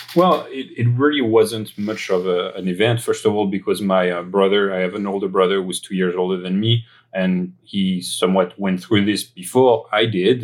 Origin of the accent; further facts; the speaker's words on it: greater area of Paris, near Versailles, Île-de-France, France; accent: French; English is a second language; moved away; my upbringing uh, that uh, that happened in France, as my accent might betray. Uh, I was born in the uh, greater area of Paris. Um, in the suburbs, uh, close to Versailles.